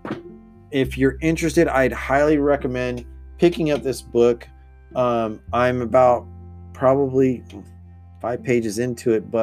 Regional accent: United States; I'm Mexican American. I'm like second or third generation

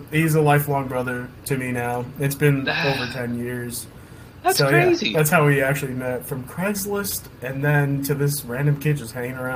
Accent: Hawthorne, New Jersey, United States; also born or lived in Ridgewood, New Jersey; Both of us are from Jersey. Yeah. Um, okay. he's from Paramus. Okay. I'm from Hawthorne. Now we're based out of Ridgewood.

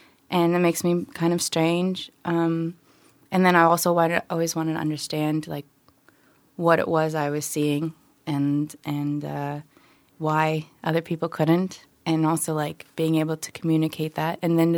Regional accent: Philippines; born there; I'm, from a family of immigrants. I was born in the Philippines.

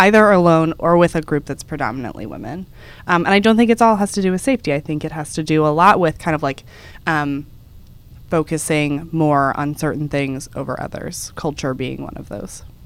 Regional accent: Dallas, Texas, United States; moved away as an adult; now in New York, United States; Dallas, which is where we're from

